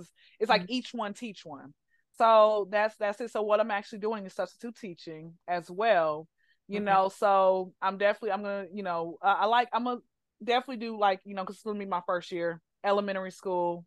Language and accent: English; Atlanta, Georgia, United States; I'm from Atlanta, so my mom had worked in Atlanta public school system.